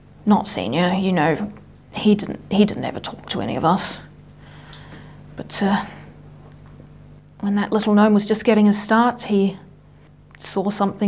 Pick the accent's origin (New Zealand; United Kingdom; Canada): New Zealand; I'm from New Zealand